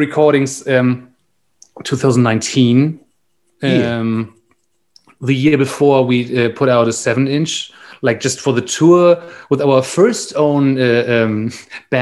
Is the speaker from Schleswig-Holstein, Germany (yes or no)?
yes; Flensburg, Schleswig-Holstein, Germany; English is a second language; now in Berlin, Germany; where I grew up was in Flensburg. That's the last town before Denmark in the north.